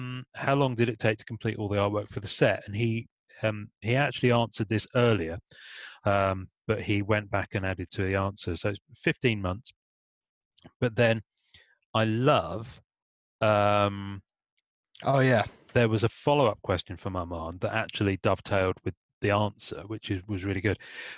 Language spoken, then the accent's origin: English; England, United Kingdom; I'm English